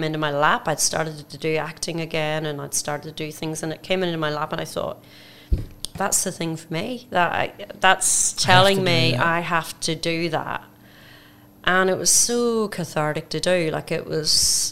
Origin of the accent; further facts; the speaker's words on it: Belfast, Northern Ireland, United Kingdom; now in Australia; I'm from Belfast, Northern Ireland